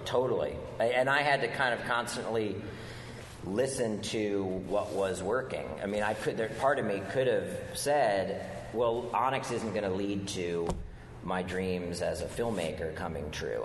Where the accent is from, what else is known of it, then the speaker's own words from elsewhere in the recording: D.C., District of Columbia, United States; moved away; I grew up outside of Washington, D.C.